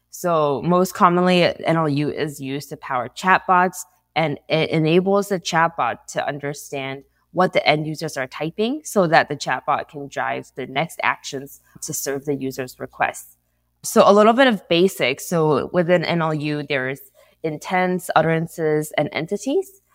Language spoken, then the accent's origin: English; San Diego, California, United States; moved away as an adult; now in Santa Clara, United States; I'm based out of Santa Clara, but I'm actually from San Diego